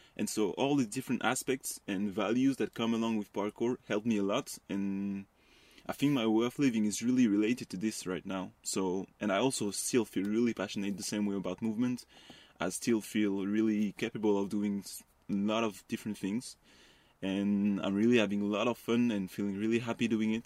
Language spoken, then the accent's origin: English; west suburbs of Paris, Île-de-France, France; I was, like, really close to Paris, uh, in, in the close suburb, but in the west part of Paris